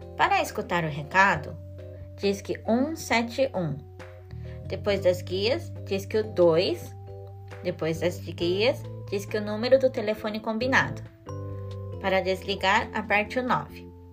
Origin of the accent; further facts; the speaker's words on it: Japan; Portuguese is a second language; Cresci aqui no Japão